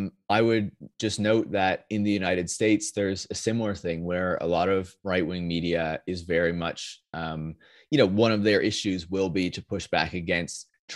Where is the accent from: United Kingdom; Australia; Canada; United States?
Canada; I'm not based in DC either. Like I'm Canadian